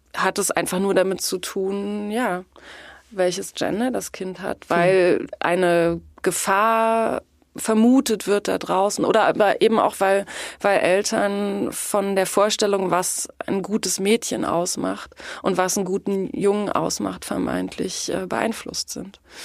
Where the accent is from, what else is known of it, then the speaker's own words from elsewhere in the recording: East Germany, Germany; ich bin in der DDR aufgewachsen. Die ersten sieben Jahre meines Lebens.